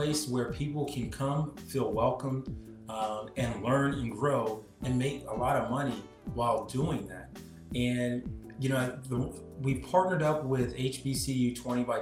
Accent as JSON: {"language": "English", "town": "Portsmouth", "region": "Ohio", "country": "United States", "moved": "yes", "said": "And they found out I was from Portsmouth"}